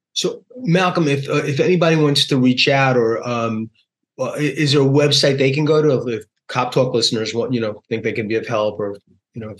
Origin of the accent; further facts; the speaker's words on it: New York, United States; my beloved hometown, New York